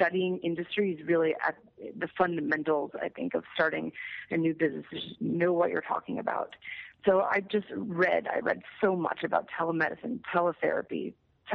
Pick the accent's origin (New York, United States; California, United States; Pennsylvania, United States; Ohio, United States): New York, United States; New York City; I'm from New York City